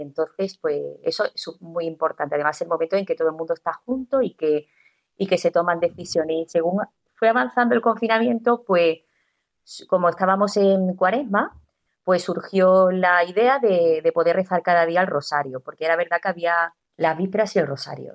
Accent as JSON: {"language": "Spanish", "town": "Estepona", "region": "Andalusia", "country": "Spain", "also_born_or_lived": "Sweden", "moved": "as an adult", "lives_now": "Málaga, Spain", "said": "yo no soy de Málaga, yo soy de un pueblo, yo soy de Estepona"}